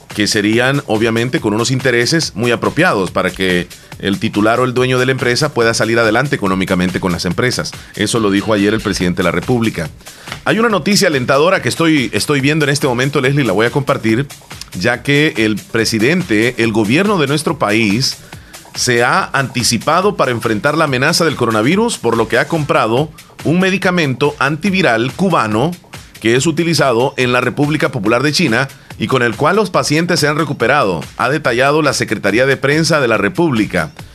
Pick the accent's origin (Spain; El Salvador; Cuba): El Salvador; nosotros los salvadoreños